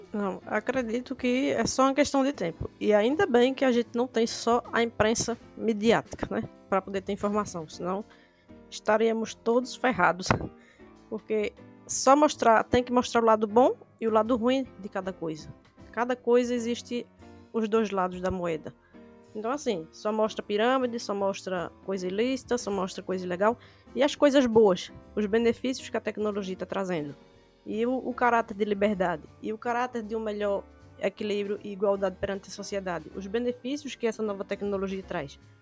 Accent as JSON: {"language": "Portuguese", "town": "Recife", "region": "Pernambuco", "country": "Brazil", "said": "sou de Recife"}